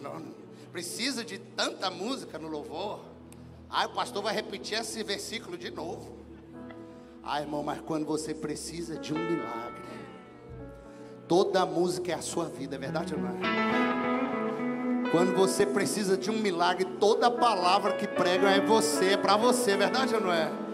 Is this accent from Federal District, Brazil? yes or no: yes; Brasília, Federal District, Brazil; a gente é lá de Brasília